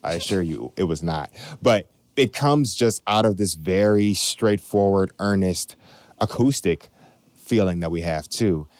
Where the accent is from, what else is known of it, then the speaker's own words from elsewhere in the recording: Chicago, Illinois, United States; we're born and bred in Chicago